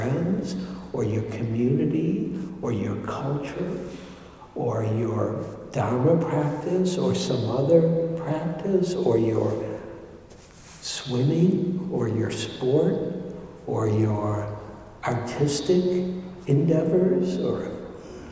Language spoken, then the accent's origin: English; Detroit, Michigan, United States; moved away; also born or lived in New York; when I grew up in Detroit